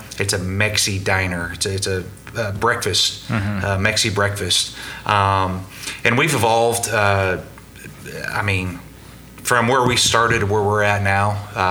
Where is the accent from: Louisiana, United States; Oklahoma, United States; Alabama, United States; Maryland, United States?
Oklahoma, United States; Norman; I've been with the company 21 years. Born and raised in Norman.